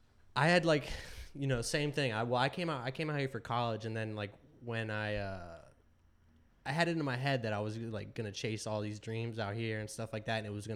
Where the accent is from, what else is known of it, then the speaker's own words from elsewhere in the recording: South Florida, United States; now in New York, United States; I'm from South Florida.